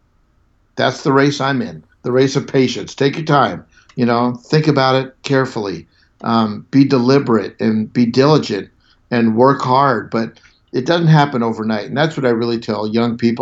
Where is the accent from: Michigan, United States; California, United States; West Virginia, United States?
California, United States; Southern; I grew up in Southern California.